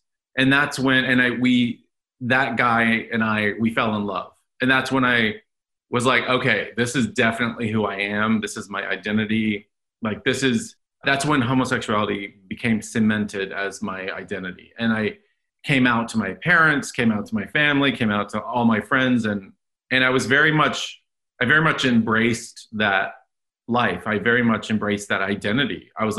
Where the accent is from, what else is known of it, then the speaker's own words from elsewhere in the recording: Dallas, Texas, United States; Born {S1} and raised in Dallas, Texas, in a Roman Catholic family. Went to Catholic schools my whole life, Jesuit schools in Dallas